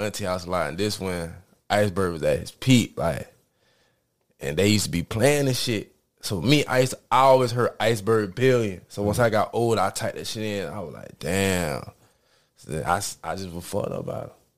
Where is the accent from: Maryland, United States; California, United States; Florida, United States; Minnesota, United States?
Florida, United States; Jacksonville; I grew up in Eureka Gardens.